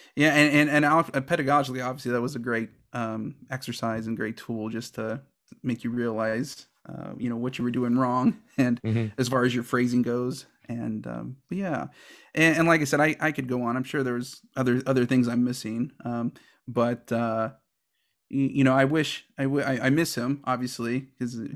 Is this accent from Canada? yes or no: no; Houston, Texas, United States; moved away as an adult; also born or lived in Chicago / Kentucky / Oklahoma; I'm originally from Houston, Texas, and I started saxophone in the sixth grade in 1994